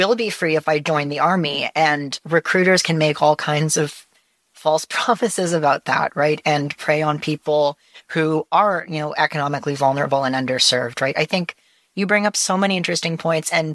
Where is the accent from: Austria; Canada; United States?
Canada; British Columbia; I lived in BC.